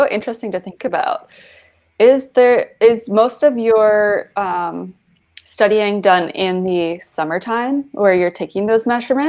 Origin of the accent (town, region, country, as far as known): Calgary, Alberta, Canada; born or raised there